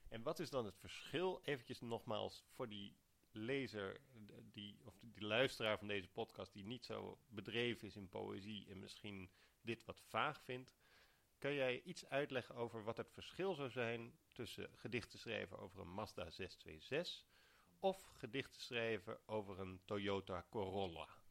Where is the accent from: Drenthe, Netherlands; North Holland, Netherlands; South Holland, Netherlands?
South Holland, Netherlands; Alphen aan den Rijn; ik ben opgegroeid in Al van den Rijn